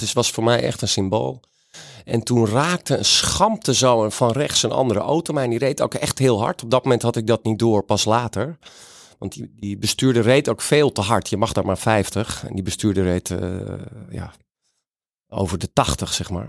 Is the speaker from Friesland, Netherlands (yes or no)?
yes; Friesland, Netherlands; ben ik een gewone Friese jongen in Friesland opgegroeid.